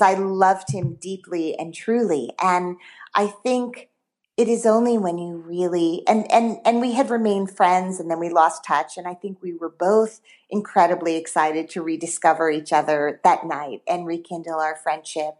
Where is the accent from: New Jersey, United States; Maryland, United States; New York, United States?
New Jersey, United States; Teaneck; also born or lived in Brooklyn; I grew up in Teaneck, New Jersey